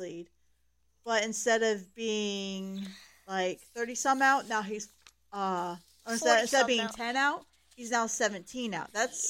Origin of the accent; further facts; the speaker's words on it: Ohio, United States; We're from Ohio.